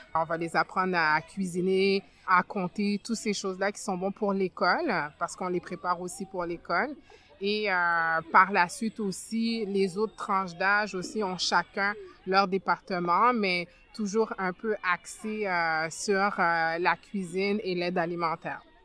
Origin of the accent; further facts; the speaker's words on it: Montreal, Quebec, Canada; also born or lived in France / Ottawa; now in Montreal, Canada; Je suis arrivée euh, au Québec euh, en 89. À cette époque-là, j'avais 9 ans. Je suis née en France, donc on est venu de la France à ici. J'ai beaucoup grandi plus dans le quartier Saint-Michel